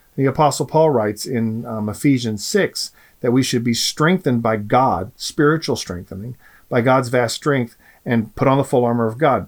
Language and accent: English; United States; especially as American human beings, we have a gift in this country